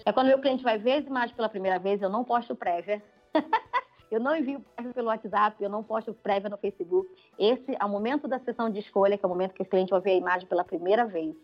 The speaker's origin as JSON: {"language": "Portuguese", "country": "Brazil", "moved": "as an adult", "said": "eu tinha um sotaque e viu que eu era brasileira"}